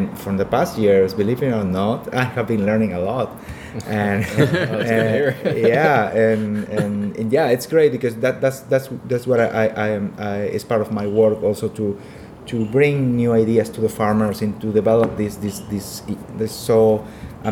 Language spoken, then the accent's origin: English; Peru; I'm from Peru.